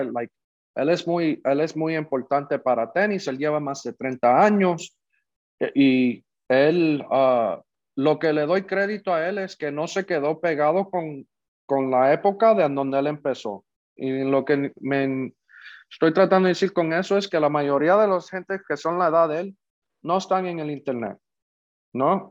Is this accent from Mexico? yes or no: no; Puerto Rico; los dos somos puertorriqueños